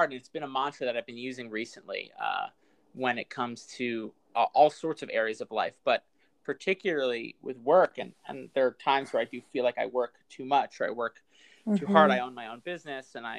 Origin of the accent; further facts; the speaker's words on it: New York, United States; I'm born and raised in New York.